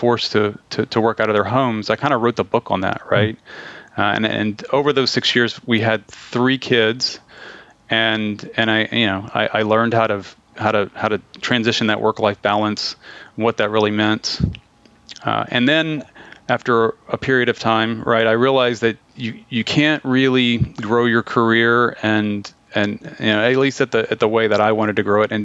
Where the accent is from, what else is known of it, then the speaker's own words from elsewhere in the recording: Liberty, Texas, United States; I grew up in Liberty, very much an oil and gas town.